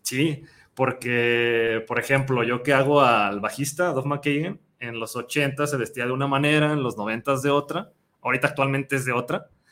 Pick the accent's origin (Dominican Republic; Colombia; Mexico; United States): Mexico; Guadalajara, Jalisco; todos, menos eh, el guitarrista rítmico y el vocalista, somos de Guadalajara